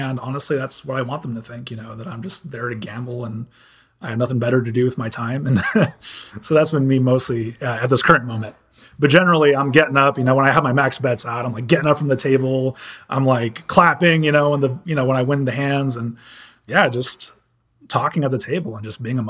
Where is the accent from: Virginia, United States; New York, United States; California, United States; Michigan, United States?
California, United States; and I'm from California, you know, I'm from a part where it's really, you know, that's tech is like a really big thing over there.